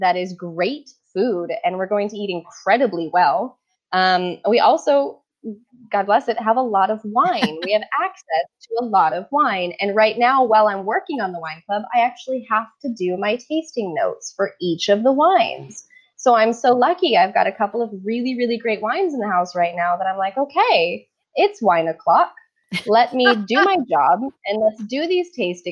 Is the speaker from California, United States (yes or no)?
yes; Orange County, California, United States; moved away as an adult; now in Florence, Italy; I'm originally from Orange County in California.